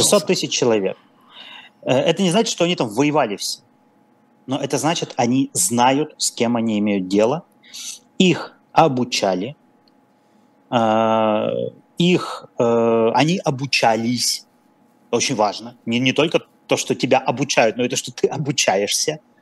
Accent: Perm, Perm Krai, Russia; я, я сам пермяк

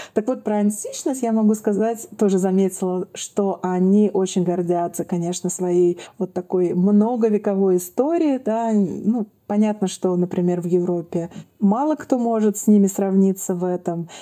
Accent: Saint Petersburg, Russia; я из Петербурга

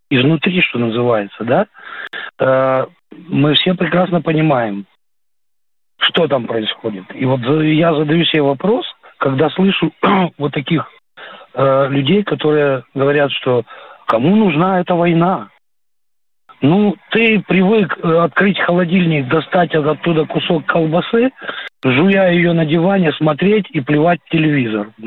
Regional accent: Belichi, Kyiv Oblast, Ukraine; born there; мы с женой мы с женой родом с Украины. Я родился в поселке Беличи. Следующая остановка электрички Ирпень. И следом дальше Буча.

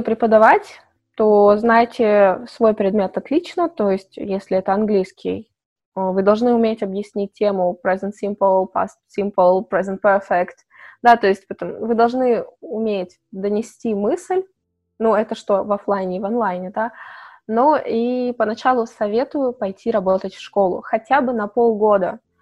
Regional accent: Chelyabinsk, Chelyabinsk Oblast, Russia; moved away as an adult; also born or lived in Malaysia; когда я жила в Челябинске, я из Челябинска

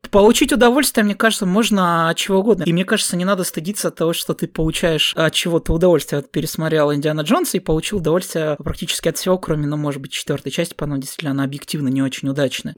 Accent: Southern Urals, Russia; у нас находится рядом Аркаим

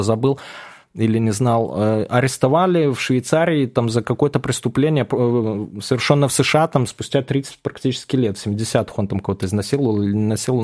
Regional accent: Belarus; moved away as an adult; now in Moscow, Russia; я сам белорус как бы по рождению и жил там, вот в Москве я 5 лет всего живу

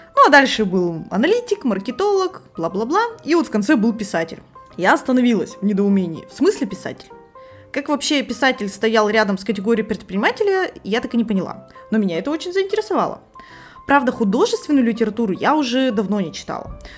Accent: Irkutsk, Irkutsk Oblast, Russia; moved away as an adult; now in Saint Petersburg, Russia; в родном городе Иркутске целых семь лет. Сейчас я живу в Петербурге

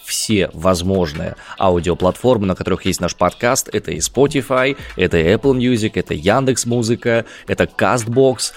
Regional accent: Siberia, Russia; accent: Siberian

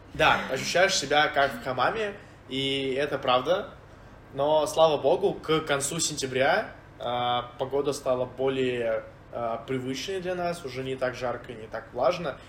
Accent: Volgograd, Volgograd Oblast, Russia; moved away as an adult; also born or lived in Saint Petersburg; я из города Волгоград

